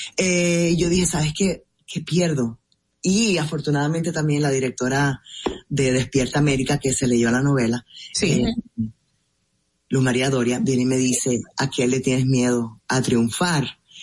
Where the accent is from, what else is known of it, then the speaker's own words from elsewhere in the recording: Puerto Rico; moved away as an adult; now in Miami, United States; yo nací en Puerto Rico y mi familia